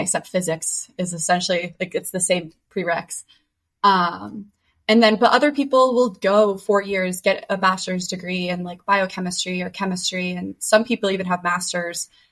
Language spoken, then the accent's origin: English; Boston, Massachusetts, United States; moved away as an adult; now in Pittsburgh, United States; I'm originally from Boston, but I've been at Pitt for about 5 years